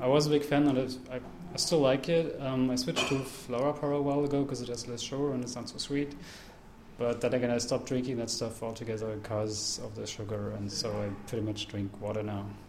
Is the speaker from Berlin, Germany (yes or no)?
yes; Berlin, Germany; I'm from Berlin